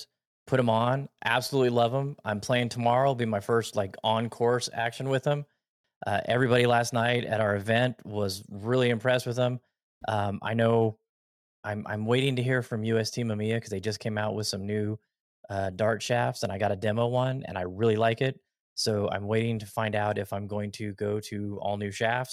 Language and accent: English; Las Vegas, Nevada, United States; I'm born and raised in Vegas. I've been out here my whole life